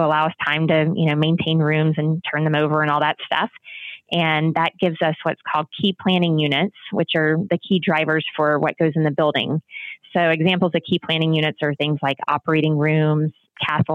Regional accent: the South, United States; I'm from the South myself

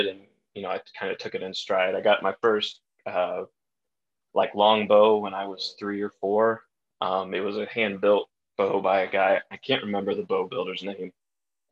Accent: Indiana, United States; I grew up in Indiana

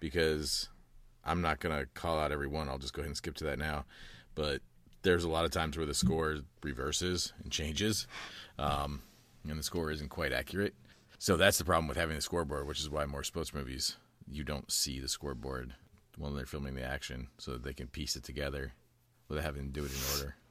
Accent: Columbus, Indiana, United States; moved away; also born or lived in Florida; growing up in Indiana

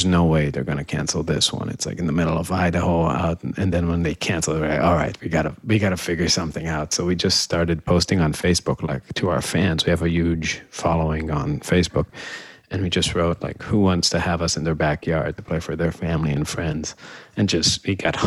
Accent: Israel; moved away as an adult; also born or lived in Boston, United States; now in Chicago, United States; I'm from Israel originally. Moved to the States when I was about 18, to went to Berkeley. After that, moved to Chicago

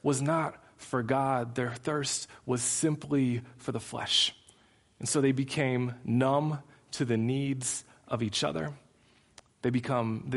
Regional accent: United States; as an American Christ follower

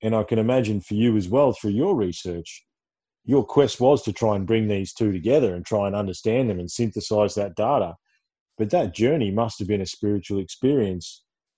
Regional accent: Ballarat, Victoria, Australia; I hail from Ballarat

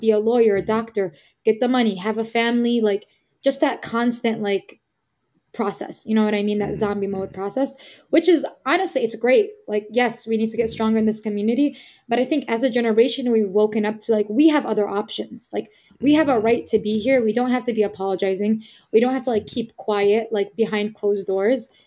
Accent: Chicago, Illinois, United States; I was born and raised in Chicago, specifically Little Palestine.

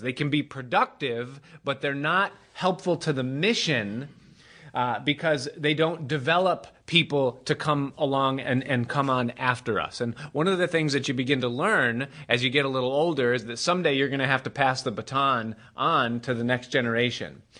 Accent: Rochester, New York, United States; I grew up in Rochester, uh, by the Great Lakes, and we would get Lake Effect snow

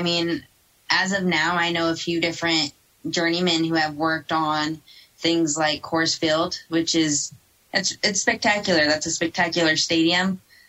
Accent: California, United States; moved away as an adult; now in Colorado, United States; So I was born and raised in California. I've been in Colorado about 2 years now.

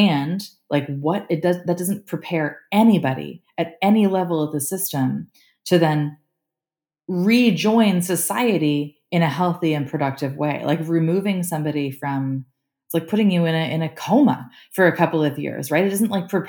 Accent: Canada; I'm Canadian

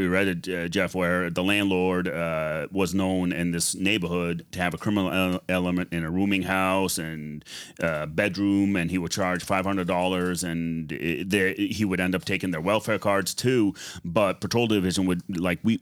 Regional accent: Lebanon; now in United States; I'm from Lebanon and I speak Arabic

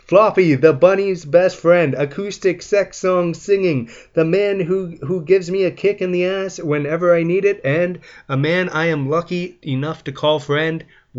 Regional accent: London, Ontario, Canada; my hometown, London, Ontario

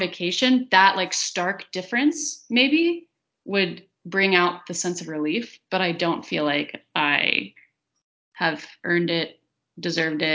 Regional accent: the South, United States; accent: Southern; my Southern accent

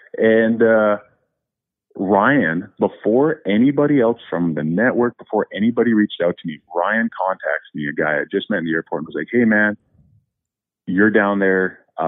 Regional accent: Canada; We never stopped in the U.S. because I'm from Canada

